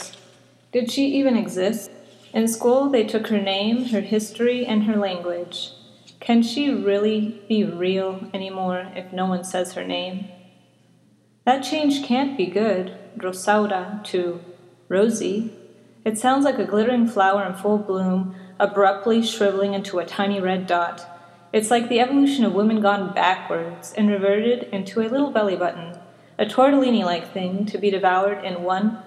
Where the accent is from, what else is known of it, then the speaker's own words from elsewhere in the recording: Arizona, United States; I am born and raised in Arizona, so I'm an Arizona native.